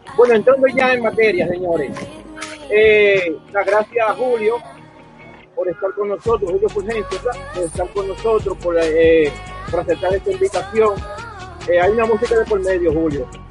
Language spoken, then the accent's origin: Spanish; Santo Domingo, Distrito Nacional, Dominican Republic; los que estamos en este panel somos de Villajuana.